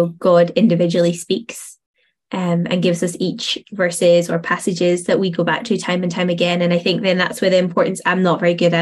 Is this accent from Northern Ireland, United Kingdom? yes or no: yes; Northern Ireland, United Kingdom; moved away as an adult; also born or lived in Stirling, Scotland; now in Scotland; I moved from Northern Ireland over to Stirling